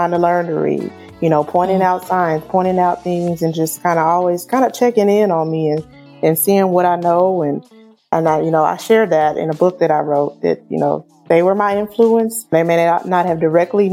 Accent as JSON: {"language": "English", "town": "Wichita", "region": "Kansas", "country": "United States", "tie": "born or raised there", "said": "growing up in Wichita, Kansas"}